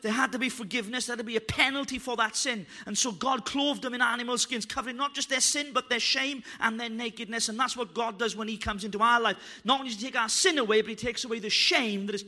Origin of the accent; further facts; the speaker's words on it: Wales, United Kingdom; I'm Welsh